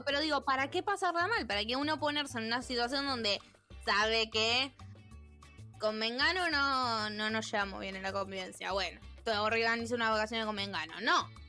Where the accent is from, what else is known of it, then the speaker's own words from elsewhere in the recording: Argentina; siendo argentinos